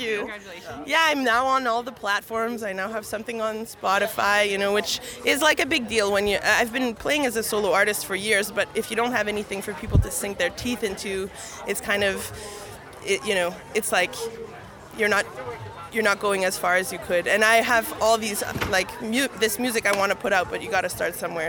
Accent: Winnipeg, Manitoba, Canada; I was born and raised in St. Boniface.

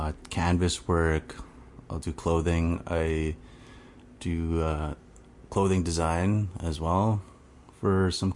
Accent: Cross Lake, Manitoba, Canada; I am Cree from Swampy Cree from Treaty 5. Cross Lake is the reserve that's 8 hours north of Winnipeg. Yeah. That's where I'm from.

